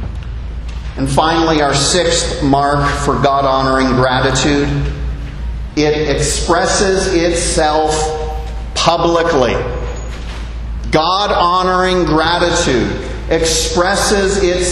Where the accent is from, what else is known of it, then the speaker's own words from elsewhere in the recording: Canada; moved away as an adult; now in Bahamas; I grew up in Canada, and the Canada that I left did not want to hear from Christianity